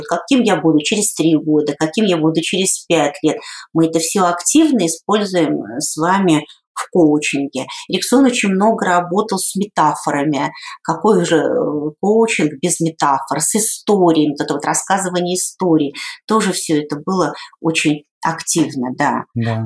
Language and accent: Russian; Saint Petersburg, Russia; я сама родом из Санкт-Петербурга